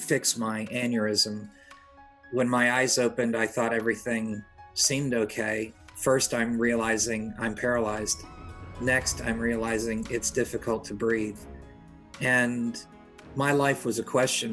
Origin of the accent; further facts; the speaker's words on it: Pompano Beach, Florida, United States; also born or lived in New Haven, Connecticut; After moving to South Florida, growing up in Pompano